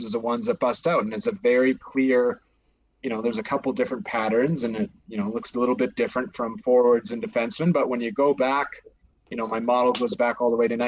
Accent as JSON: {"language": "English", "town": "Calgary", "region": "Alberta", "country": "Canada", "tie": "born or raised there", "said": "I'm from Calgary, so kind of grown up a Flames fan."}